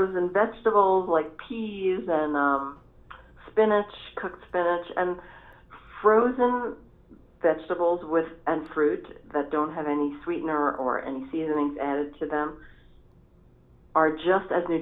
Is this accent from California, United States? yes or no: no; New York City, New York, United States; I grew up in New York City and I grew up tasting flavors from all different communities